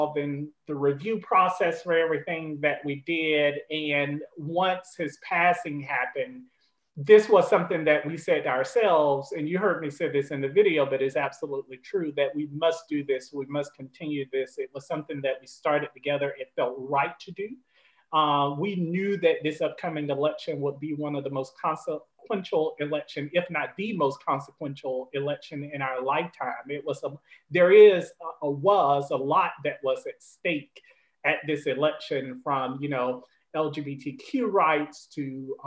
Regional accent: Tallahassee, Florida, United States; moved away as an adult; also born or lived in Vermont / Illinois; now in North Carolina, United States; But I'm a native of Florida, so I'm a Southerner. I grew up all my life in Tallahassee, Florida

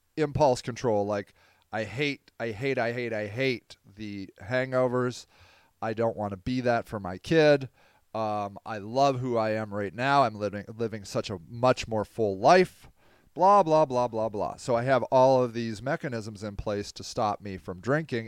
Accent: Akron, Ohio, United States; Akron, my hometown marathon.

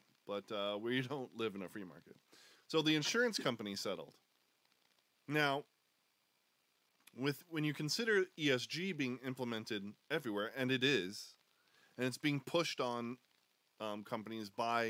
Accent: United States; We love guns because we're American.

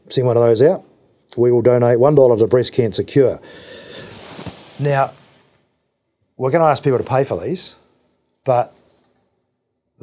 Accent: New Zealand; deep down, I'm a Kiwi.

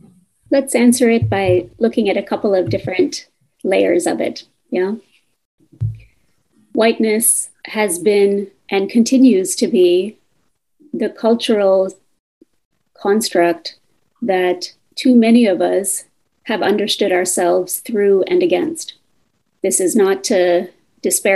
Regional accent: United States; my family's migration story from India to the US

